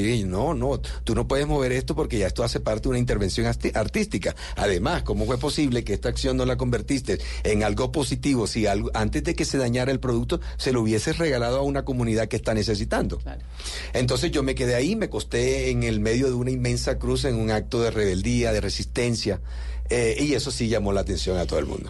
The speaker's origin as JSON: {"language": "Spanish", "region": "southern Bolívar", "country": "Colombia", "said": "el sur de Bolívar, de donde yo vengo"}